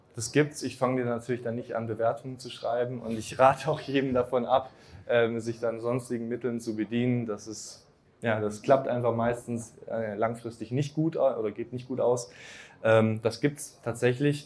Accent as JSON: {"language": "German", "region": "Swabia", "country": "Germany", "said": "im Schwabenland, zum Beispiel, wo ich herkomme"}